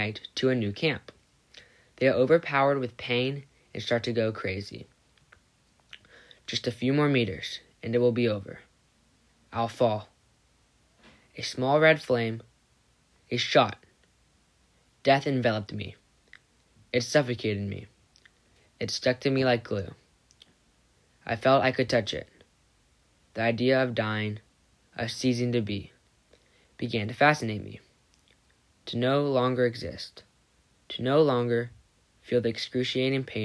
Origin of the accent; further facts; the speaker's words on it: San Diego, California, United States; I grew up here in San Diego